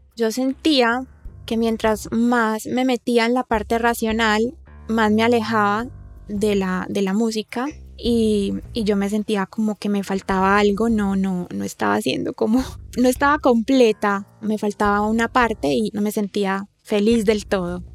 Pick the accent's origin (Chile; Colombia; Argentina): Colombia; yo soy de Colombia